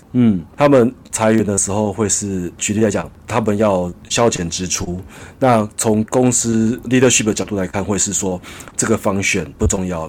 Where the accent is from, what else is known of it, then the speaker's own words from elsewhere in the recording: Taiwan; moved away as an adult; now in Bangkok, Thailand; 我在台湾长大，我没有留学